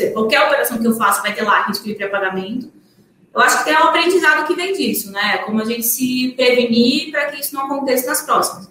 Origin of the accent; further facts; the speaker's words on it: Paraná, Brazil; eu sou do Paraná